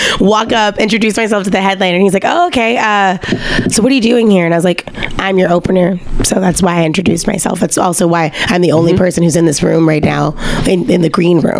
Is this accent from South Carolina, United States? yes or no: no; Louisiana, United States; born or raised there